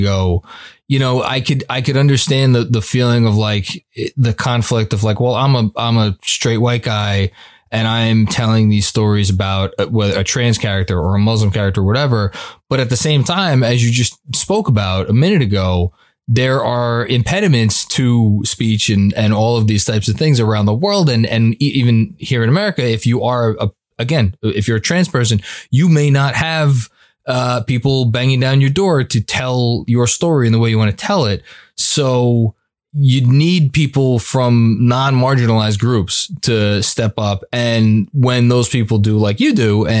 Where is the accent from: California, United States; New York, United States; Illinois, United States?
New York, United States; New York City; moved away as an adult; I am from the island of Staten